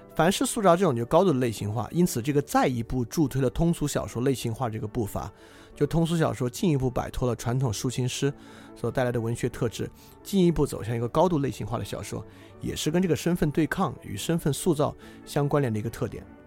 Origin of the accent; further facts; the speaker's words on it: China; 我们同属的这个中国人群体